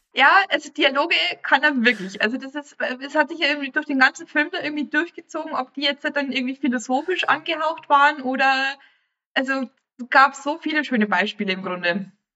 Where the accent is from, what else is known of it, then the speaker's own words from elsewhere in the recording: Bavaria, Germany; ich als Bayer